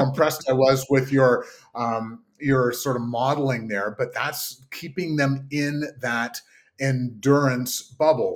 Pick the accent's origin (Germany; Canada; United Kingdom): Canada; Kingston, Ontario; my hometown of Kingston